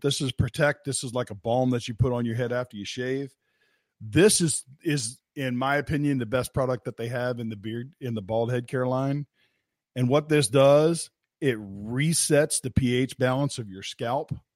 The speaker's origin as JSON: {"language": "English", "region": "West Virginia", "country": "United States", "said": "I'm from West Virginia"}